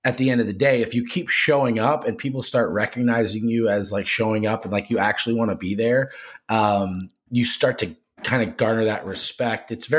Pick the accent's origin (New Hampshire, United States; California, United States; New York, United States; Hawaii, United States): New Hampshire, United States; I grew up in New Hampshire